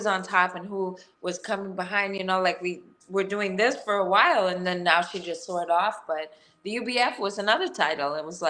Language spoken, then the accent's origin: English; New York City, New York, United States; I grew up in Gariton Beach in Brooklyn, and it's like this little tiny pushed off little area where all the white trash came off the bowl from Ireland like years ago, and we just manifested in this little tiny community